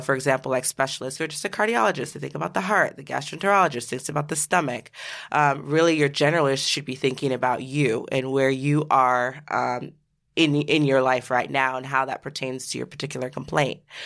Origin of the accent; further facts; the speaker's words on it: Seattle, Washington, United States; I grew up in Seattle, Washington